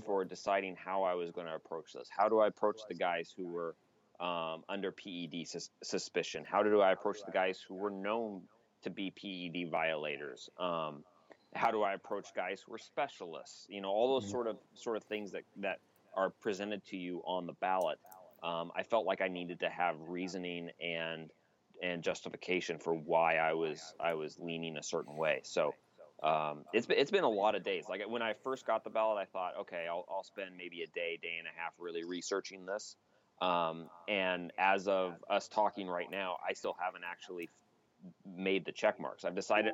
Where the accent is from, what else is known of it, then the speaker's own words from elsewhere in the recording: Ellensburg, Washington, United States; I do love my hometown